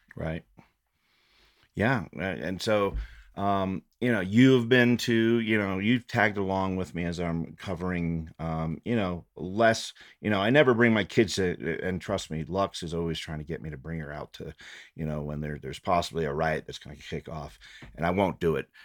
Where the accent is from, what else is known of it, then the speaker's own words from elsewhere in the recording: Fort Collins, Colorado, United States; also born or lived in Loveland, Colorado; Growing up in Fort Collins and Loveland